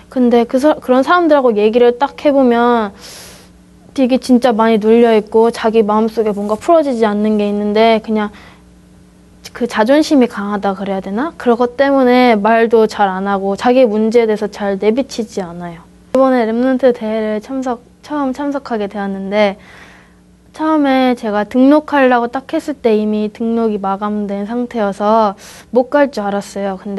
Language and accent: Korean; Spain; 저는 아, 스페인에서 왔고요.